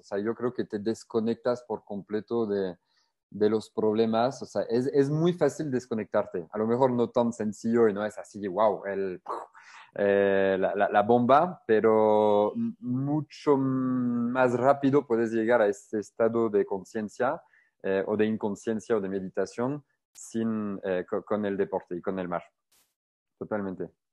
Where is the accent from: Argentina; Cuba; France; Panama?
France; Spanish is a second language; moved away as an adult; now in Querétaro, Mexico; yo surfeaba mucho en, en Francia, o sea, igual desde niño